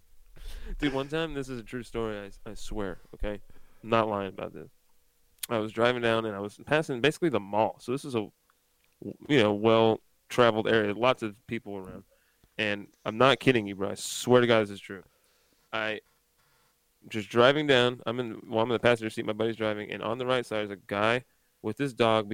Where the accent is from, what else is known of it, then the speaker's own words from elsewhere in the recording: Pennsylvania, United States; now in South Carolina, United States; I'm from Pennsylvania, but I live in South Carolina